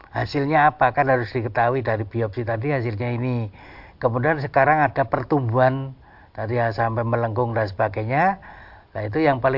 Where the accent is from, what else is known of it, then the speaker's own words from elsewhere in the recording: Java, Indonesia; kalau kita orang Jawa itu dukun